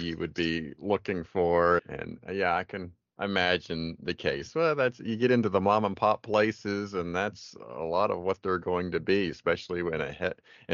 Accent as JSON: {"language": "English", "region": "Pennsylvania", "country": "United States", "moved": "yes", "lives_now": "Tallahassee, United States", "said": "So I am from Pennsylvania. So I am still consider myself a PA boy, even though I live in Florida now."}